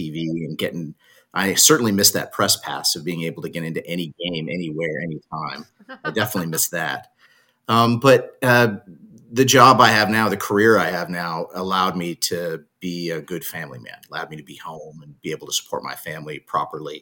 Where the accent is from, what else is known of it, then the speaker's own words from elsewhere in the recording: Los Angeles, California, United States; also born or lived in New York / Arizona / San Diego, California; now in Salinas, United States; I grew up early in New York. So I lived in New York till I was about 8. Then we moved to Southern California, LA, till I was 18